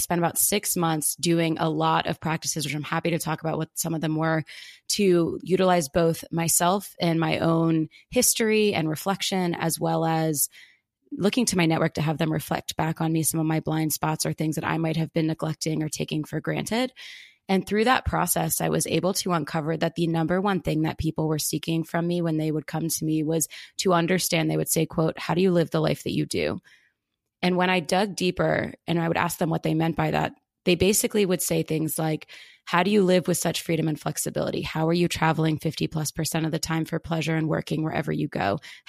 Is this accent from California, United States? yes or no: no; outside of Philadelphia, Pennsylvania, United States; I grew up outside of Philadelphia on a historic horse farm